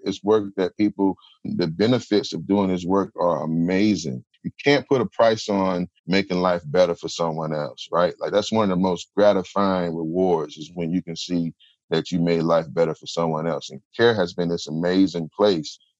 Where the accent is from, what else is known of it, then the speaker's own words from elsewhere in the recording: Durham, North Carolina, United States; growing up in Durham